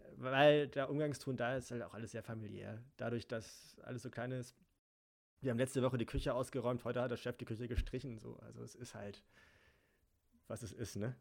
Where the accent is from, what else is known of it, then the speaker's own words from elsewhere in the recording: Germany; Bin hier geboren